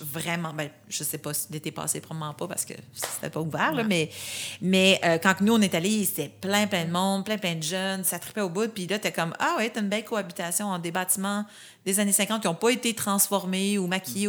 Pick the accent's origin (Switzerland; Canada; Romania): Canada; Saint-Jean-sur-Richelieu, Quebec; je viens de Saint-Jean-sur-Richelieu, la Montérégie.